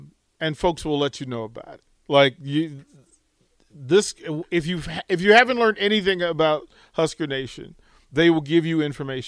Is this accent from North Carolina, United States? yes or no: no; Washington, District of Columbia, United States; also born or lived in Utah; now in Lincoln, United States; I'm originally from D.C.